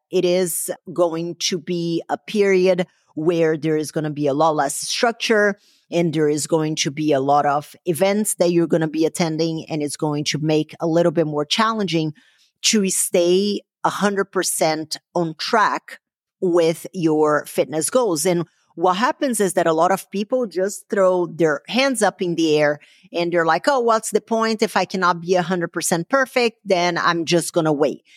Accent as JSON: {"language": "English", "country": "Brazil", "tie": "born or raised there", "moved": "yes", "said": "growing up in Brazil."}